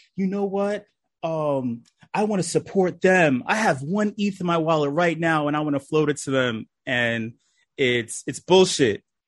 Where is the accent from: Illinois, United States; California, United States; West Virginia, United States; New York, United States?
New York, United States; New York City; I'm from New York City, uh, the Lower East Side